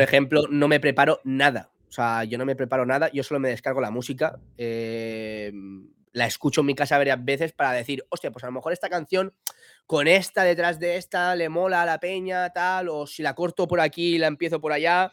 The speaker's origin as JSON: {"language": "Spanish", "town": "Villajoyosa", "region": "Valencian Community", "country": "Spain", "said": "soy de Villa Joyosa, un pueblo de Alicante"}